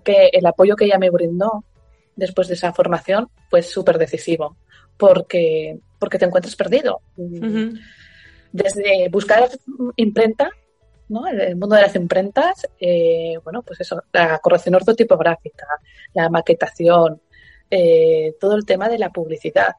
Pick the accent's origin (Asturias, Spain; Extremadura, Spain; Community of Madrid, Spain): Asturias, Spain; trastin es una palabra asturiana de donde yo soy